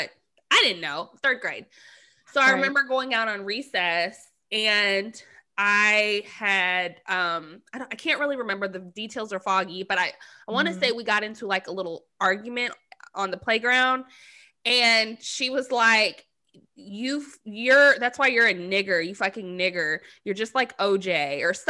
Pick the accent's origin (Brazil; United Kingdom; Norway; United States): United States; Arizona; I'm from Arizona